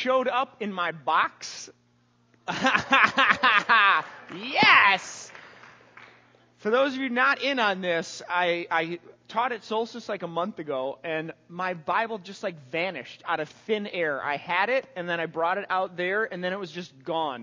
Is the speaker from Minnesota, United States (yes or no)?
yes; St. Paul, Minnesota, United States; I grew up in the Midway in St. Paul